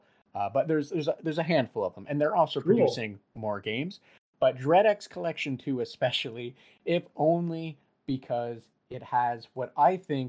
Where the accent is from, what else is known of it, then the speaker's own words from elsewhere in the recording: Canada; we are Canadian